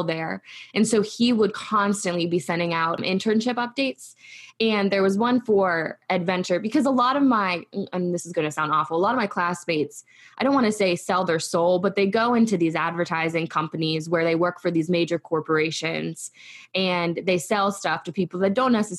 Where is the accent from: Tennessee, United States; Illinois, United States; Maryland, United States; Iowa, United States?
Maryland, United States; Frostburg; I was raised in Western Maryland